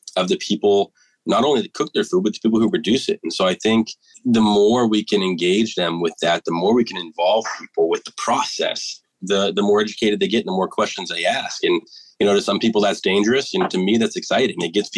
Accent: East Coast, United States; and I'm originally from the East Coast. So Ma, if you're listening, home's still my favorite.

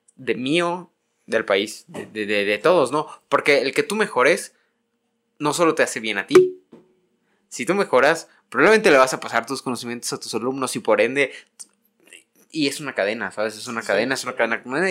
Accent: Yucatán, Mexico; now in Mexico City, Mexico; yo me siento yucateco y yo siento una obligación personalmente, De regresar

